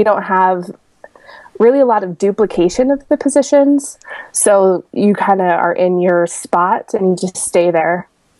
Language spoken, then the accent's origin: English; Oregon, United States; I'm from Oregon, not Oregon. You can't say Oregon. That's not a real place. It doesn't exist. I live about about 60 minutes south of Portland.